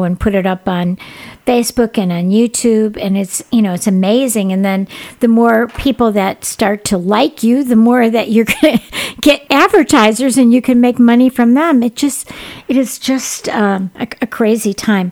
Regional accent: Chicago, Illinois, United States; I grew up in the Chicago area

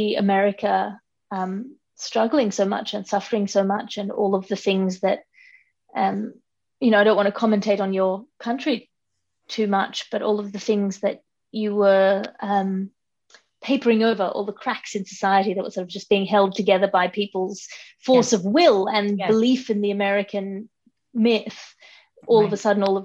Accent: Sydney, New South Wales, Australia; also born or lived in London; I grew up here in Sydney with my twin brother and my mother and my father

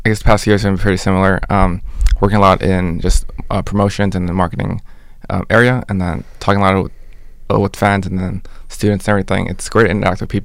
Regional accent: Bay Area, California, United States; I'm also from the Bay too

